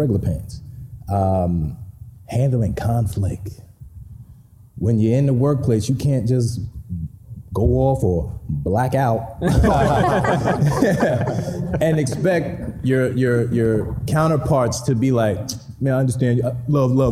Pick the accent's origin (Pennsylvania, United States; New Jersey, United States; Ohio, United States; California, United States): New Jersey, United States; From Jersey, close to New York, and grew up with hip hop